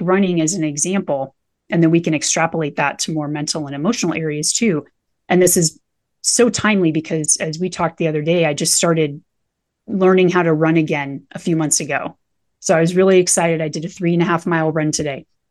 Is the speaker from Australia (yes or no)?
no; Nebraska, United States; now in Colorado, United States; I grew up in Nebraska, spent most of my life in a trailer down by the river.